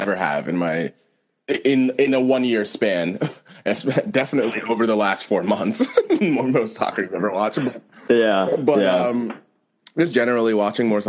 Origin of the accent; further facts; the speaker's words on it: United States; I'm speaking to this as an American